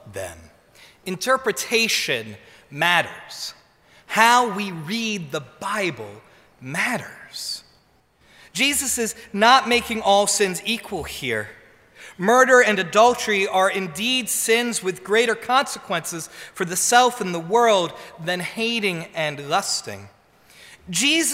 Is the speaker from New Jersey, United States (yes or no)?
yes; New Jersey, United States; I'm from New Jersey.